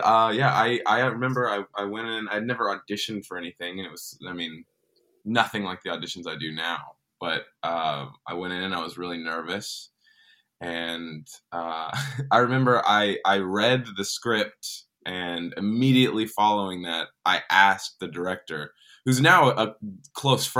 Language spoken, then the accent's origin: English; Dallas, Texas, United States; I grew up in Dallas, Texas